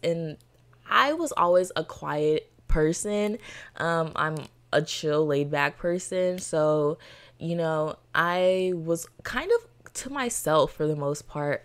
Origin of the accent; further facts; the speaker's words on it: Florida, United States; Born and raised in Florida